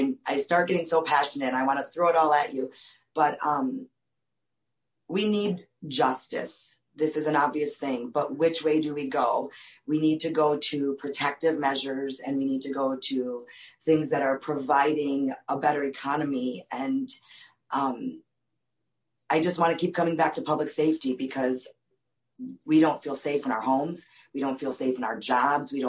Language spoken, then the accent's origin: English; Madison, Wisconsin, United States; I am from Eastside Madison, where District 3 is located. I am living on streets that I grew up walking on as a child